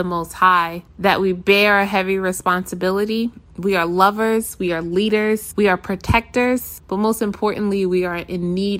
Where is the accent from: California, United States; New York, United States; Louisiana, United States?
New York, United States; now in New Jersey, United States; I am originally from New York, now living in Jersey.